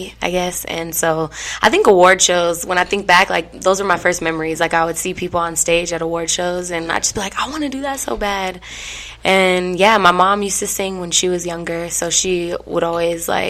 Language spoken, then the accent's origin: English; Colorado Springs, Colorado, United States; moved away as an adult; now in Denver, United States; I am from Colorado Springs, and I've just been out here in Denver trying to do my thing.